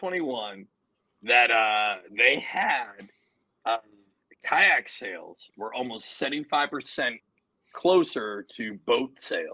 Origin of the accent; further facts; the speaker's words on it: Berkeley, California, United States; I have a Subaru, bitch. I'm from Berkeley.